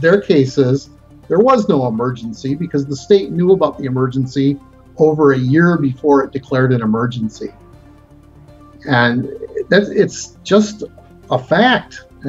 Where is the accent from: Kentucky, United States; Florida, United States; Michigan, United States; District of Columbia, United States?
Michigan, United States; Flint; I am. I'm from Flint.